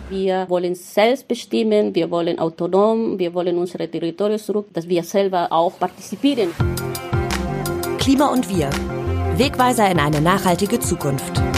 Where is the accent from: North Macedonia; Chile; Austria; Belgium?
Chile; Mapuche reservation in southern Chile; first language Mapudungun; German is a second language; moved away as an adult; now in Berlin, Germany; Ich bin in einem Reservat aufgewachsen in Südchile, äh, in einem Mapuche-Reservat